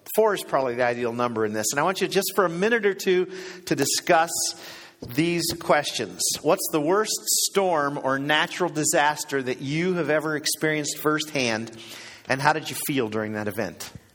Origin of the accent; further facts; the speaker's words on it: Cleveland, Ohio, United States; I grew up in Cleveland, Ohio, and uh, as a kid in Cleveland